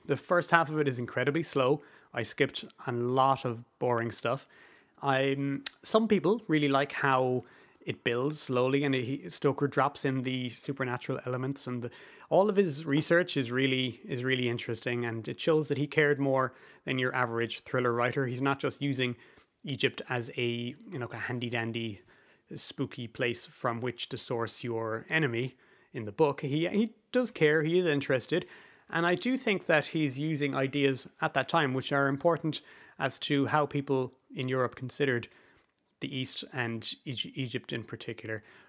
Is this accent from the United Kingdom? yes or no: no; Ireland; I'm Irish